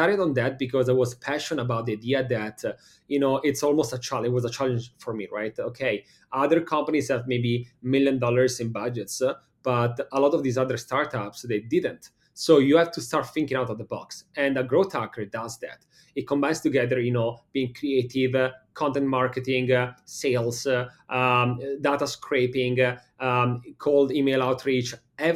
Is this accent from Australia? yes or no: no; Milan, Lombardy, Italy; English is a second language; moved away as an adult; also born or lived in Copenhagen, Denmark; now in United States; from Milano, Italy, as you can easily understand from the accent. And I moved to the States now, what is it, like maybe 6 years ago